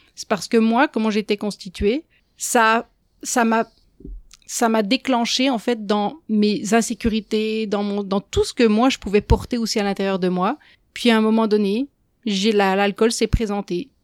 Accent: France; moved away as an adult; now in Quebec, Canada; Peut-être que mon accent l'a déjà trahi, mais je ne viens pas d'ici. Euh, ça fait 20 ans que je suis au Québec. J'ai grandi en France

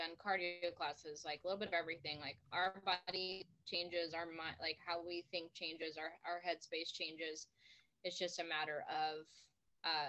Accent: Arizona, United States; I'm from Arizona

